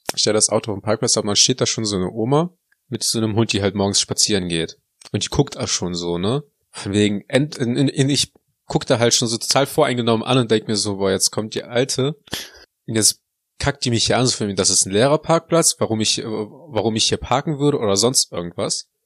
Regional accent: Neuss, North Rhine-Westphalia, Germany; also born or lived in Heinsberg; ich komme ja eigentlich nicht aus Heinsberg, sondern aus Neuss

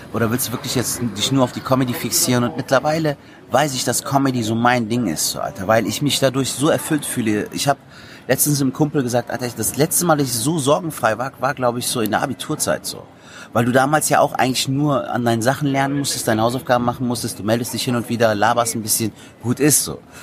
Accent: Cologne, North Rhine-Westphalia, Germany; Köln geboren, aufgewachsen in Köln, eine Kölsche Jung

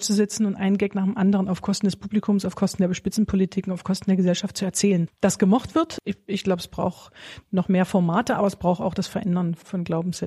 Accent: Bitterfeld-Wolfen, Saxony-Anhalt, Germany; Ich komme aus der Gegend Bitterfeld-Wolfen

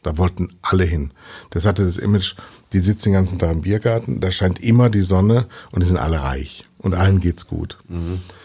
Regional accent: Düsseldorf, North Rhine-Westphalia, Germany; now in Munich, Germany; drei Jahrzehnten nach München gekommen als Westdeutscher, als Düsseldorfer

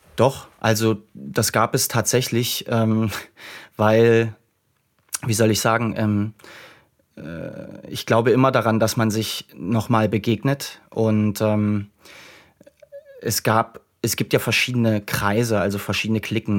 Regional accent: Dresden area, Saxony, Germany; ich bin in, in dem Raum Dresden groß geworden

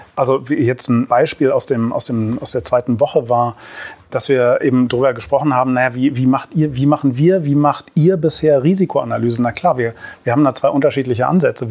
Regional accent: Berlin, Germany; Ich bin zwar äh, gebürtiger Berliner

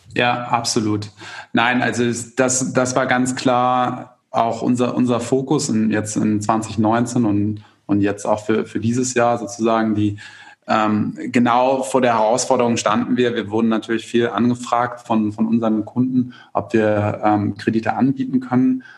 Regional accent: Germany; bei uns in Deutschland

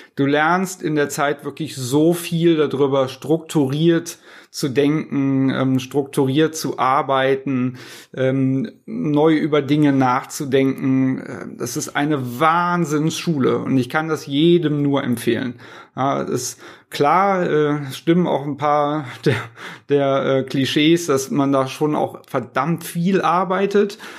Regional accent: Cologne, North Rhine-Westphalia, Germany; accent: Kölsch singsong; wo, wo kommen Sie her? Und ich sag aus Köln

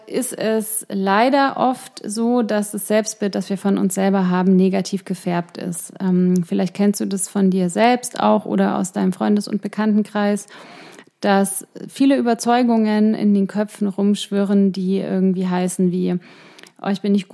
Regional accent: Ingolstadt, Bavaria, Germany; born or raised there; moved away

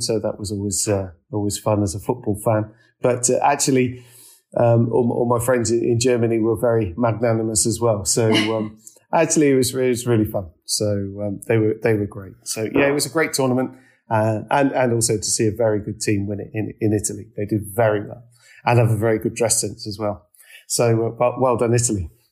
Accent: United Kingdom; now in London, United Kingdom; as Brits

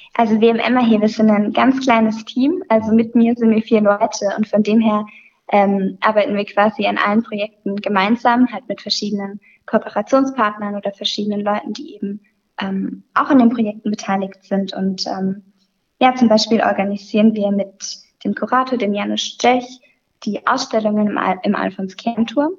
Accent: near Sinsheim, Baden-Württemberg, Germany; moved away as an adult; now in Pforzheim, Germany; ich komme aus der Nähe von Sinsheim

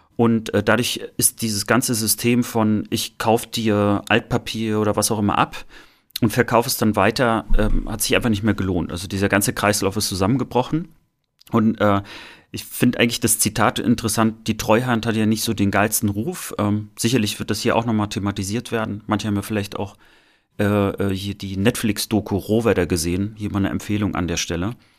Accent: East Germany, Germany; mit uns sozusagen aufgewachsen sind im Osten

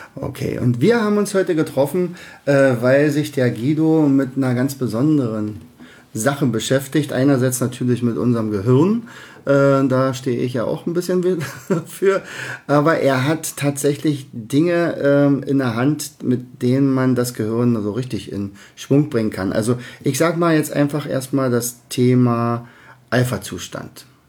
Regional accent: Berlin, Germany; accent: Berliner Dialekt; wir beide sind ja diejenigen, die unseren Berliner Dialekt nicht verleugnen können

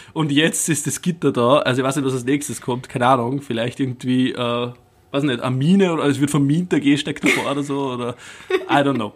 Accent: Upper Austria, Austria; bei uns in Oberösterreich

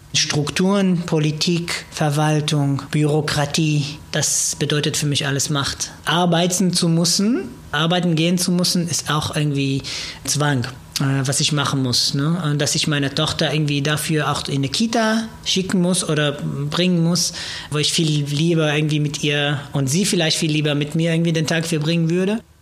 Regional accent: Israel; German is a second language; now in Germany; Also ich komme aus Israel, ich bin Jude

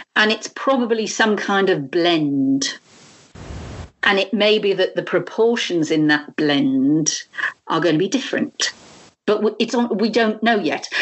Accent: United Kingdom; now in France; a Brit living living here

